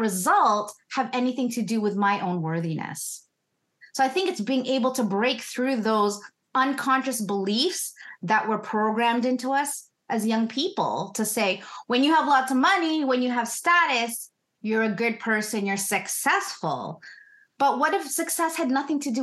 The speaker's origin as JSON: {"language": "English", "country": "Philippines", "moved": "yes", "lives_now": "Canada", "said": "I'm first gen Canadian. I'm from the Philippines."}